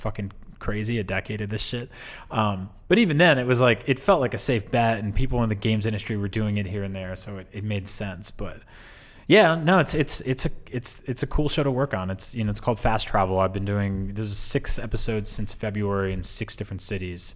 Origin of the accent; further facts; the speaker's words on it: East Coast, United States; moved away; I'm from the East Coast